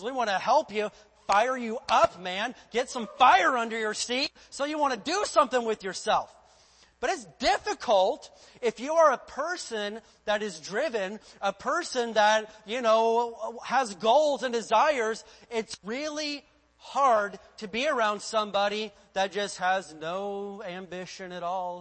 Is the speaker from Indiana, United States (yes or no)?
yes; Indiana, United States; moved away; I lived in the state of Indiana and there was only one acceptable goal for growing up in Indiana